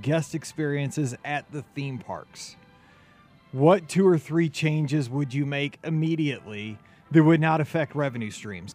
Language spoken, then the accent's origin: English; St. Louis, Missouri, United States; We're from St. Louis